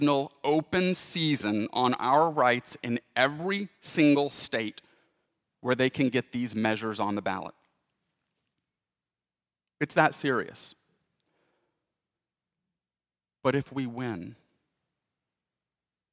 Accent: Houston, Texas, United States; my hometown of Houston

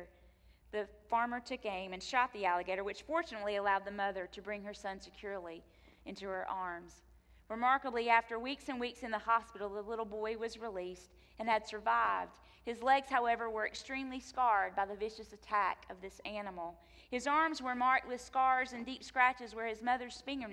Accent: North Carolina, United States; moved away; my home state of North Carolina

